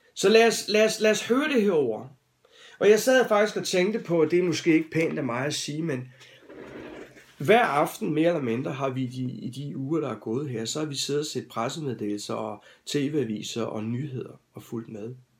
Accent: Denmark; som danskere

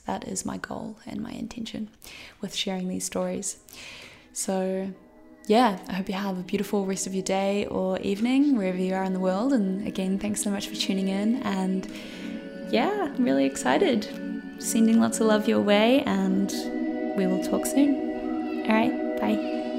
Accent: Christchurch, Canterbury, New Zealand; moved away; I grew up in New Zealand, uh, in Christchurch

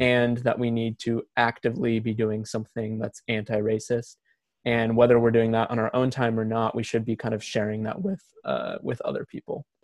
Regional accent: Portland, Oregon, United States; I am from Portland, Oregon, and I am currently living there.

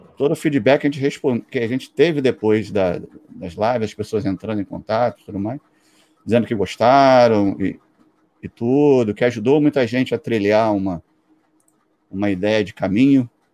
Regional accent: Brazil; eu sou do Brasil

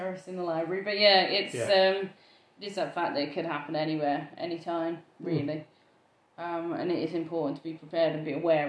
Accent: United Kingdom; we are British

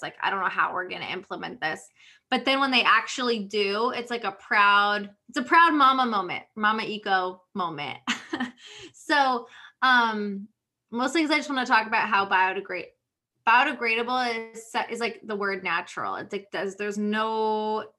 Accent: Connecticut, United States; I grew up in Connecticut

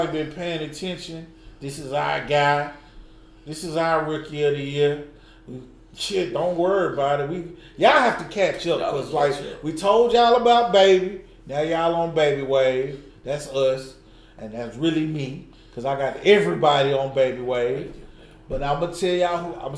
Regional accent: Atlanta, Georgia, United States; I'm from Bankhead, boy. That was a real zone one

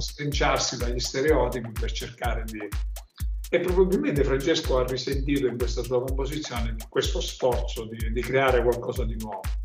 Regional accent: Catania, Sicily, Italy; noi catanesi

